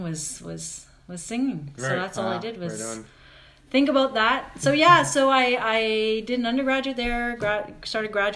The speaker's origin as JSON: {"language": "English", "town": "Kingston", "region": "Ontario", "country": "Canada", "tie": "born or raised there", "also_born_or_lived": "Montreal", "moved": "as an adult", "said": "I grew up in Kingston, Ontario, but then I went to McGill University"}